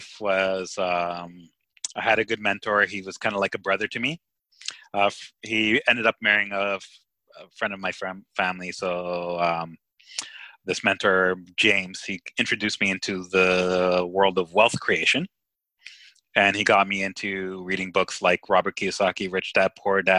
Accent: Cyprus; moved away; I'm from Cyprus and I love Cyprus, and you know, I haven't been there in a while

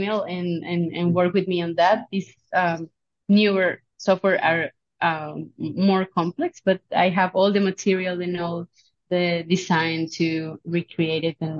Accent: Barranquilla, Atlántico, Colombia; also born or lived in Genoa, Italy / Sweden; I'm teaching at Universidad del Norte in Barranquilla. It's my hometown

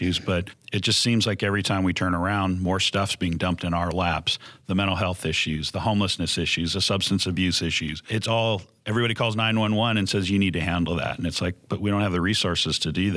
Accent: San Diego, California, United States; That's my hometown. I love San Diego

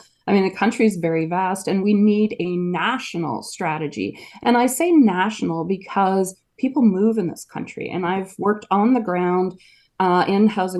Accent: Edmonton, Alberta, Canada; also born or lived in Northern Quebec; We moved from Northern Quebec when I was 4 years old to Edmonton, and because of economic reasons.

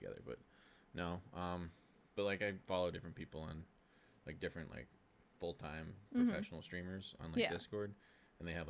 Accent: Maine, United States; moved away as an adult; also born or lived in Delaware; now in Florida, United States; I was born in Delaware, but moved to Maine very young. My dad was in the Coast Guard, so. But I grew up in Maine. Was there for 22 years?

